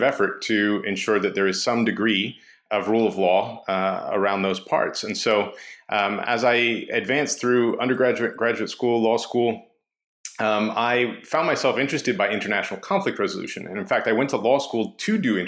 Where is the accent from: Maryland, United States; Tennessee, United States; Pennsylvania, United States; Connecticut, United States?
Maryland, United States; Baltimore; growing up in Baltimore